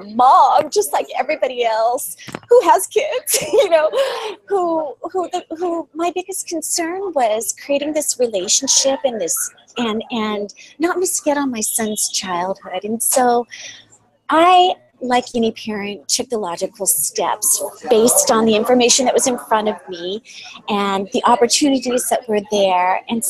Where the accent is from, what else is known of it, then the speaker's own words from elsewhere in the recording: California, United States; moved away as an adult; We're from California